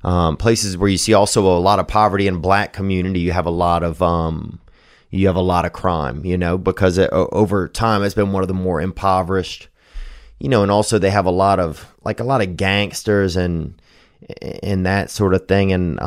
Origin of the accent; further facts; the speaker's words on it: Louisiana, United States; I remember growing up in Louisiana, it would be scary sometimes to have a black friend